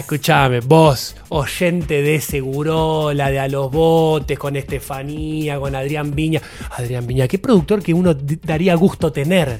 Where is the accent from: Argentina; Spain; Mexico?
Argentina; Buenos Aires; Yo nací en Buenos Aires